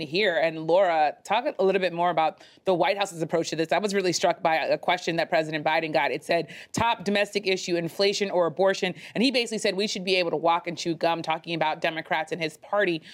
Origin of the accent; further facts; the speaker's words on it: Florida, United States; moved away; my home state of Florida